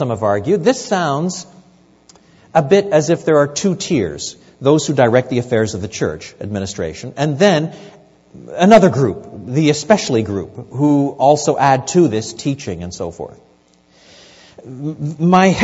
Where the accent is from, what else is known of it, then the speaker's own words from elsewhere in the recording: Quebec, Canada; I was brought up in French Canada